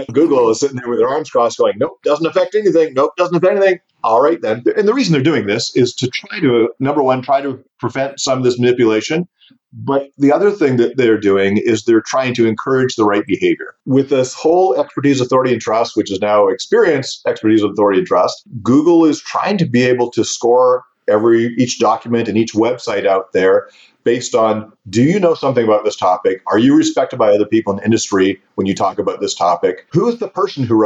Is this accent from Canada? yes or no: yes; Canada; Growing up in Canada